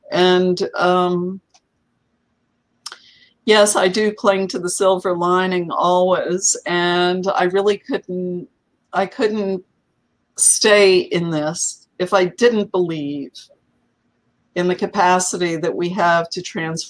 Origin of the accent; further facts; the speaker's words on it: New Jersey, United States; It was in central New Jersey, the Garden State.